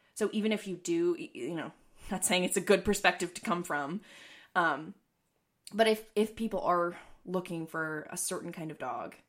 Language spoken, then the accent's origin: English; East Coast, United States; moved away; I'm originally from the East Coast